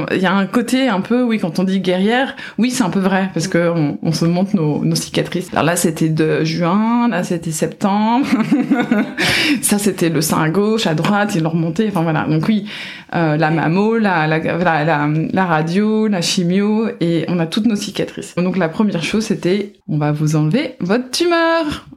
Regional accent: France; now in Washington, United States

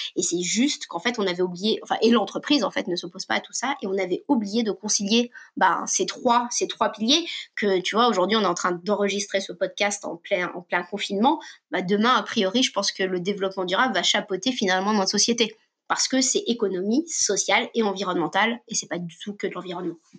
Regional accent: Paris, Île-de-France, France; also born or lived in Normandy; je suis née à Paris, mais j'ai toujours vécu entre deux cultures, à savoir une culture assez parisienne et les pieds à la campagne en permanence

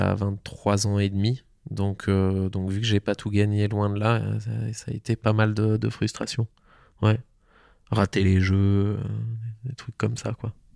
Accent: Tignes, Auvergne-Rhône-Alpes, France; j'ai grandi donc à, à Tignes, aux portes du parc national de la Vanoise

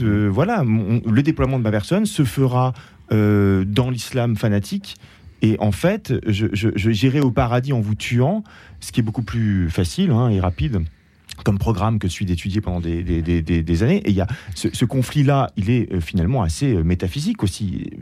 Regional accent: France; en tant que Français

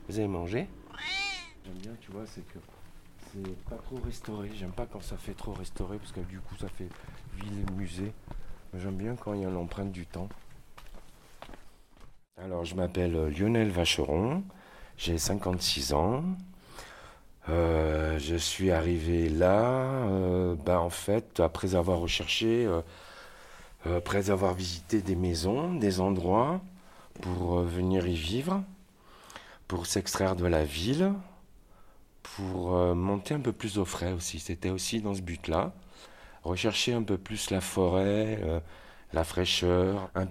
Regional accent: Saint-Étienne, Auvergne-Rhône-Alpes, France; also born or lived in Savoie / Marseille / Avignon; Je suis originaire de Saint-Étienne à la base, qui est le nord du Massif central.

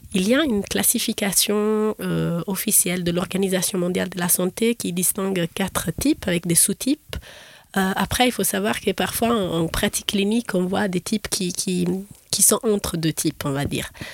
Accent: Florence, Tuscany, Italy; moved away as an adult; now in Geneva, Switzerland; J'ai fait mes études de, de, médecine en Italie, à Florence, où je suis née

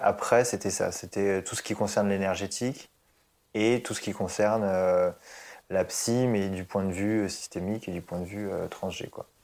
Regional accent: Évry, Île-de-France, France; also born or lived in Puteaux; je suis né à Puteaux, donc dans le 92. Ah. Et en fait, on est parti très très vite euh, vers Évry-Corbeil dans le 91. Et en fait, c'est vraiment là-bas que j'ai grandi.

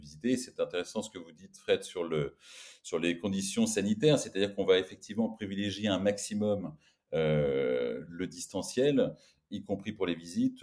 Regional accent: France; on est français

